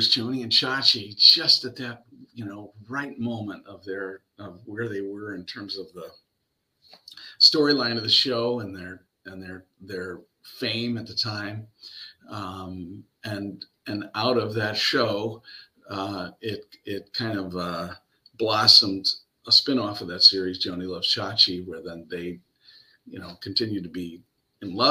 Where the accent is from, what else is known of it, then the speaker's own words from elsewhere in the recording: La Grange, Illinois, United States; LaGrange, my hometown